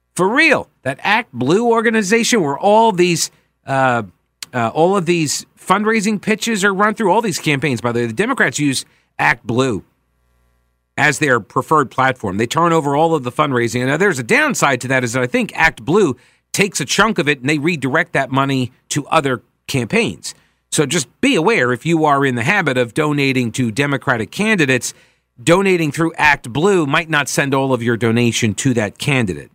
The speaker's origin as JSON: {"language": "English", "area": "Long Island", "region": "New York", "country": "United States", "said": "I come from Long Island"}